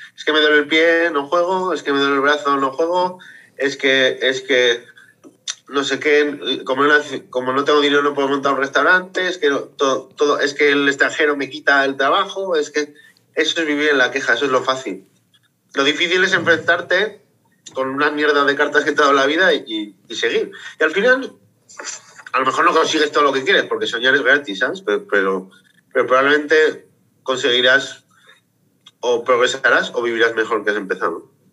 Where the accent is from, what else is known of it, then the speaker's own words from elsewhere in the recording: Zaragoza, Aragon, Spain; yo soy de Zaragoza y soy maño